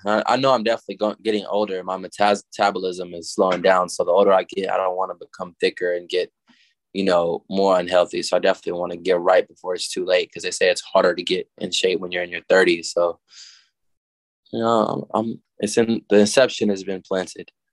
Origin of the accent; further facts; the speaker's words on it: Little Rock, Arkansas, United States; also born or lived in Denton, Texas; I was born in Denton, Texas, and I was raised in Little Rock, Arkansas